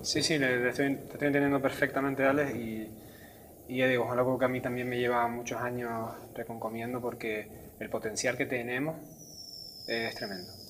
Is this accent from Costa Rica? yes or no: no; San Cristóbal de La Laguna, Canary Islands, Spain; now in Santa Cruz de Tenerife, Spain; yo ahora vivo en Santa Cruz, pero que soy de La Laguna toda la vida